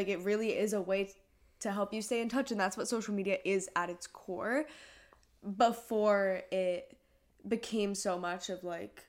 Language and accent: English; Hong Kong; moved away; we grew up in Hong Kong out of the international school. I mean, we moved away